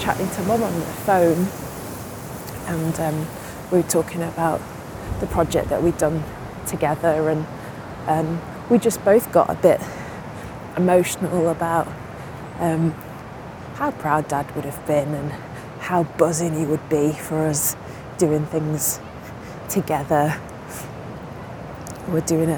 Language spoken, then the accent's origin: English; Manchester, North West England, United Kingdom; now in London, United Kingdom; I'm from Manchester and my mum's born and bred Mancunian, like, I've been brought up with very chatty parents